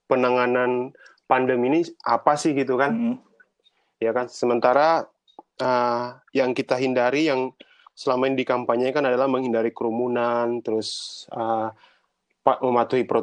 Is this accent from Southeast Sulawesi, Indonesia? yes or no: yes; Southeast Sulawesi, Indonesia; kampung saya di Sulawesi Sulawesi Tenggara saya harus pulang